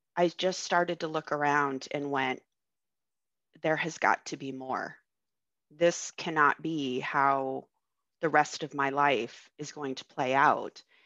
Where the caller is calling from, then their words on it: Cleveland, Ohio, United States; where I'm calling from is Cleveland, Ohio.